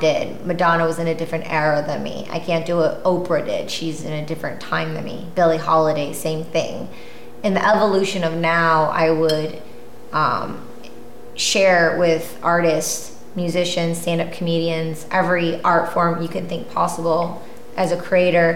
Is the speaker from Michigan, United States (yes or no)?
yes; Michigan, United States; moved away; growing up in Michigan